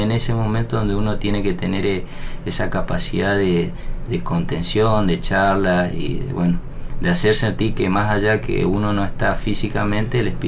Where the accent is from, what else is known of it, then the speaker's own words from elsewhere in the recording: Resistencia, Chaco, Argentina; Eh, bueno, yo soy oriundo de Resistencia Chaco, del litoral.